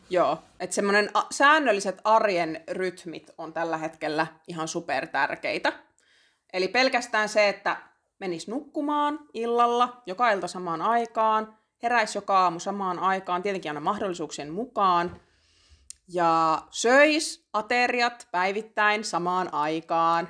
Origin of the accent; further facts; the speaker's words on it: Lapland, Finland; Mä oon itse Lapista